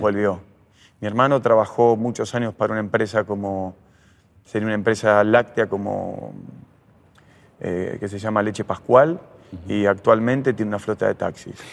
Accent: Adrogué, Buenos Aires Province, Argentina; yo soy de José Mármol y Adroé de esa zona

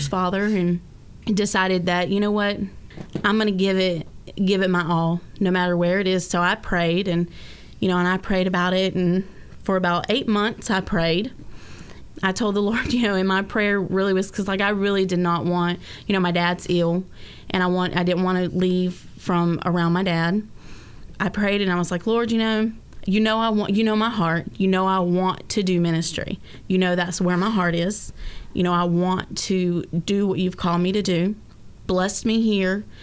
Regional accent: Jesup, Georgia, United States; moved away as an adult; also born or lived in Brunswick, Georgia / Savannah, Georgia; now in Orlando, United States; I am from Georgia, from Jessup. Originally moved here from Brunswick, Georgia in July

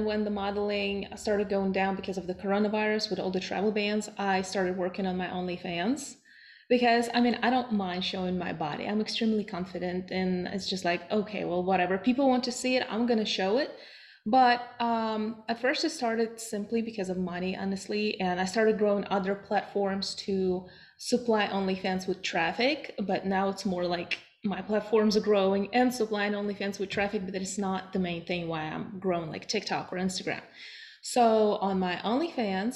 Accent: Russia; now in United States; I'm originally from Russia.

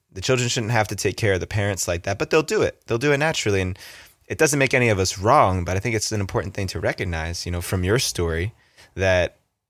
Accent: East Coast, New Jersey, United States; accent: Jersey; moved away; I grew up on the East Coast. My mom came from an Italian family. My dad came from a Japanese family.

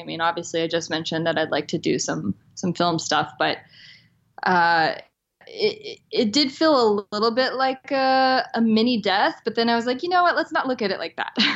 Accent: the South, United States; I grew up in the South

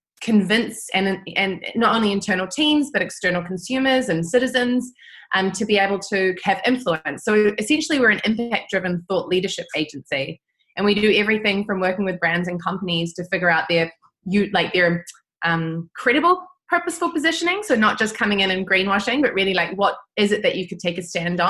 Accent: New Zealand; moved away as an adult; also born or lived in Italy / Netherlands; growing up in New Zealand

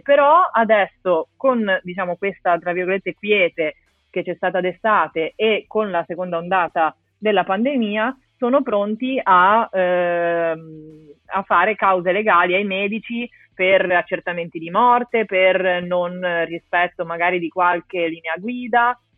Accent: Genoa, Liguria, Italy; io sono di Genova

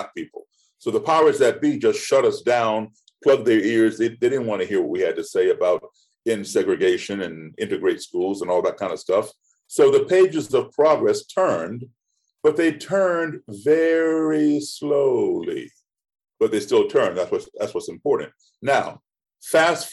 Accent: United States; also born or lived in Ethiopia / Ghana / Guinea / Senegal; I am an American, and this is my country

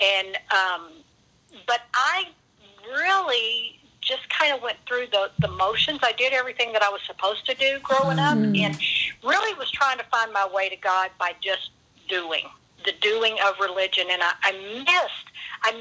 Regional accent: Louisiana, United States; moved away as an adult; also born or lived in Wyoming / West Texas / Houston / Alberta, Canada; now in Dallas-Fort Worth, United States; I am a Southern girl at heart, born and raised in Louisiana

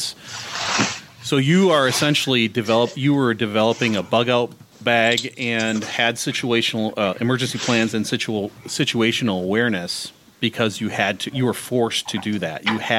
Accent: Minnesota, United States; I'm from Minnesota.

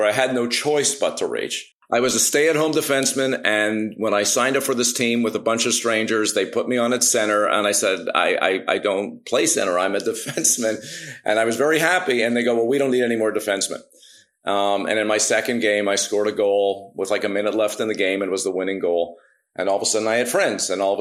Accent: Montreal, Quebec, Canada; I moved from Saint Laurent in Montreal

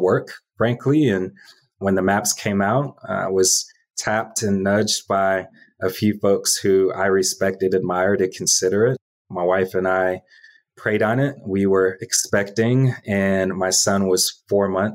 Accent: DeKalb County, Georgia, United States; also born or lived in Southeast Atlanta; I grew up in DeKalb County, about 30 minutes east of here

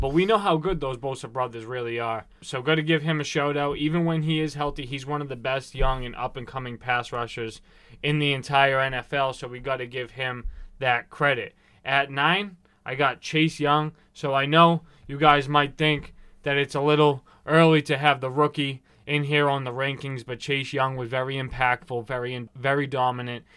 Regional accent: Boston, Massachusetts, United States; here in East Boston, our hometown, where we were born and raised

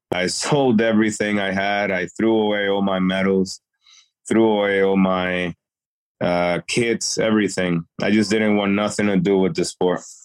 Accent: Worcester, Massachusetts, United States; also born or lived in Dominican Republic; I'm originally from Dominican Republic, uh, but raised in Worcester, Massachusetts.

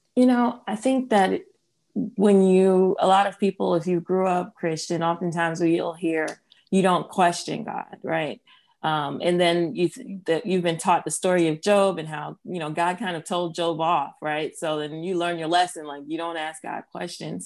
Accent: New Jersey, United States; now in Wake Forest, United States; I am of Haitian descent. My parents are both Haitian, and I'm from New Jersey.

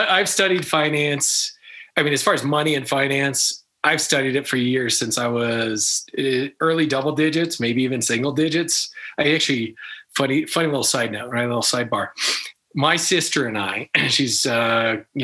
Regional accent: United States; I'm American born

